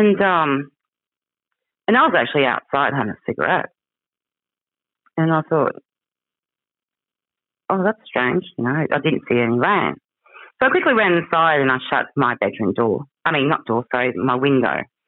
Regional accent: Cow Bay, Queensland, Australia; I grew up in the Daintree. I grew up in Cow Bay.

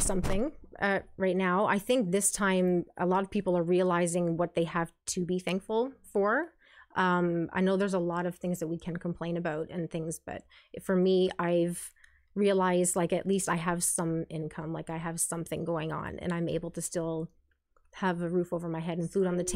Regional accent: St. Catharines, Ontario, Canada; also born or lived in Kitchener-Stratford area, Ontario; Born and raised in St. Catharines here. I've lived in the Niagara region for most of my life

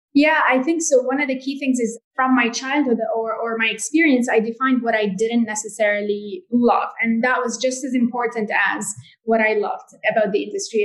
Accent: Jordan; I grew up in Jordan

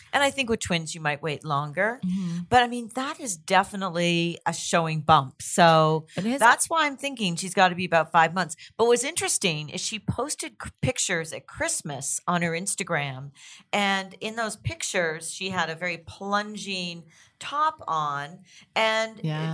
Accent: Toronto, Ontario, Canada; I'm from Toronto too.

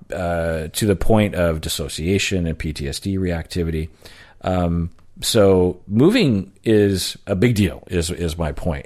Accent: Sammamish, Washington, United States; also born or lived in Seattle; I grew up mainly in Sammamish, which is like fifteen miles from Seattle.

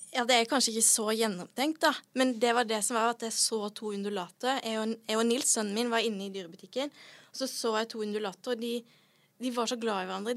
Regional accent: Sørlandet, Norway; Jeg er fra Sørlandet.

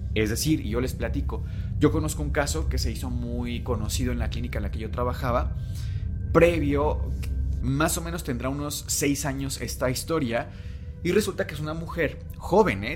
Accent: Mexico; vivimos todavía en un México

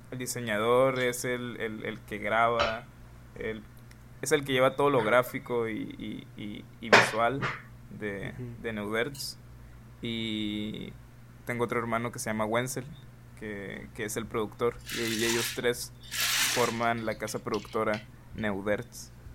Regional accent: Hermosillo, Sonora, Mexico; en Hermosillo, en Hermosillo, Sonora, que es de donde soy

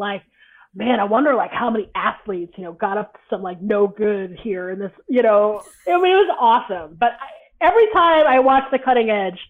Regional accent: Atlanta, Georgia, United States; I'm from Atlanta, and they had the Olympics in Atlanta in 96.

